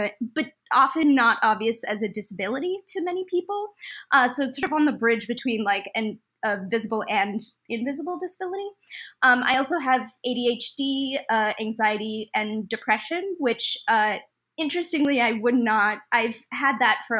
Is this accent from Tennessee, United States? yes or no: no; Detroit, Michigan, United States; now in Brooklyn, United States; I'm originally from Detroit, Michigan, but I live in Brooklyn, New York now